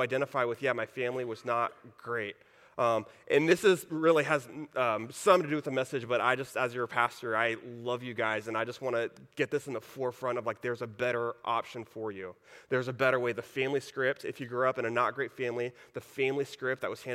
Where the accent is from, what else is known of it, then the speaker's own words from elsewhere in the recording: Texas, United States; moved away; I grew up in Texas.